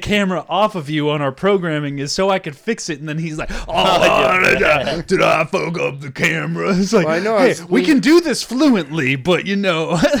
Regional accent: Manchester, North West England, United Kingdom; Hey, I'm from Manchester.

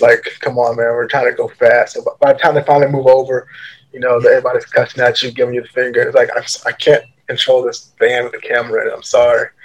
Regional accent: Richmond, Virginia, United States; I grew up in Richmond, Virginia

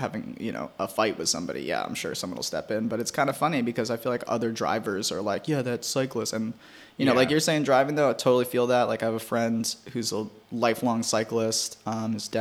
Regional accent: Maui, Hawaii, United States; also born or lived in Queens, New York; now in New York, United States; we moved when I was 6. So I grew up in Maui, Hawaii

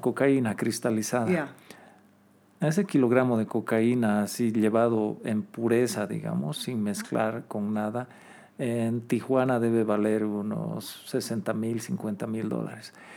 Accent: Bolivia

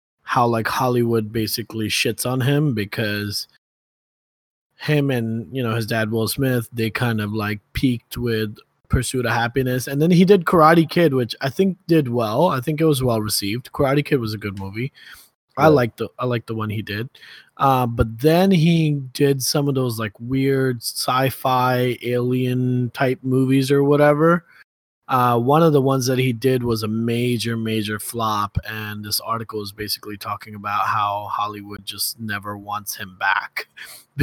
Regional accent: Kuwait; moved away; also born or lived in Ohio; I grew up in Kuwait.

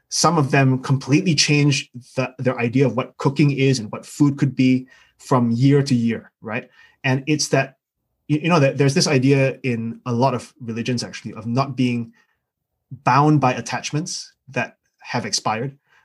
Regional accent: Singapore; now in London, United Kingdom; I'm Singaporean by birth. I grew up there

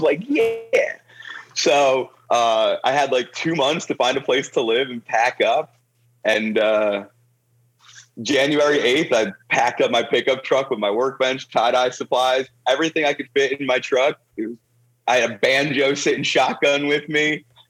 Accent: Toms River, New Jersey, United States; moved away as an adult; now in Nashville, United States; I was born and raised in Toms River, New Jersey

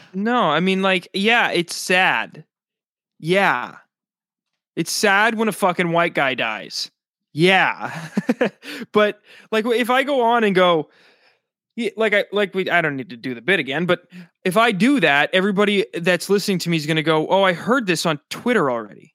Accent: South Dakota, United States; now in New Jersey, United States; my home state, 'cause I'm not from New Jersey. I live in New Jersey now, but I'm from South Dakota.

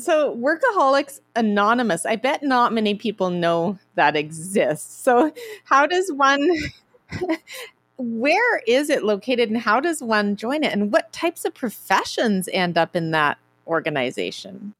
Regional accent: Canada; I'm from Canada

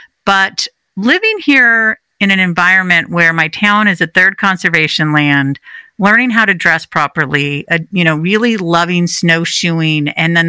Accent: Northern California, United States; now in New England, United States; I grew up in California, and it was, I was in Northern California. So it got a little chilly in the winter, but not really.

